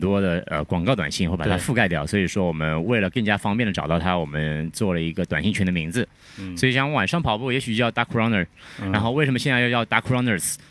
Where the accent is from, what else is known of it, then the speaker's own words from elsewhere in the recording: Shanghai, China; 对，我是上海人。